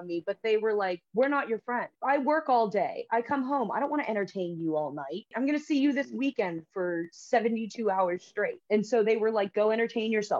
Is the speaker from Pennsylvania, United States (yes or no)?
yes; Pittsburgh, Pennsylvania, United States; growing up in Pittsburgh